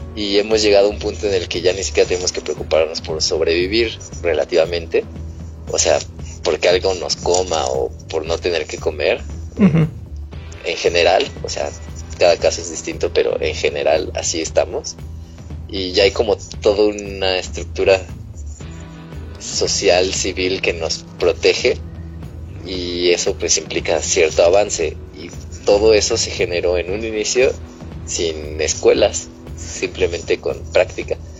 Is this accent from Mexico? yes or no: yes; Mexico; nosotros como mexicanos